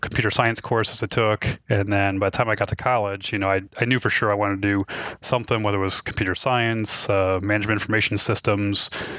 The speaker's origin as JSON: {"language": "English", "town": "Detroit", "region": "Michigan", "country": "United States", "tie": "born or raised there", "moved": "as an adult", "lives_now": "Columbus, United States", "said": "I originally grew up in near Detroit, Michigan. Went there all the way through high school"}